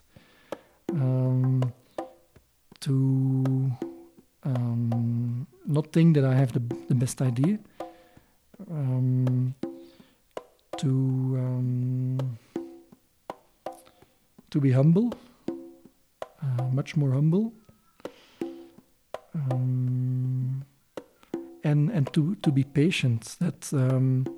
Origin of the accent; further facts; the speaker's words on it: Belgium; moved away as an adult; now in Kenya; I come from Belgium